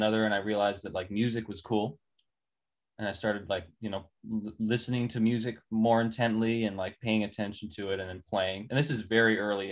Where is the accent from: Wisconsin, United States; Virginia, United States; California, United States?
Wisconsin, United States; Milwaukee; moved away; also born or lived in Twin Cities / Los Angeles; I'm from Milwaukee, let me tell you. North Side, around Lisbon and Burleigh, where those streets intersect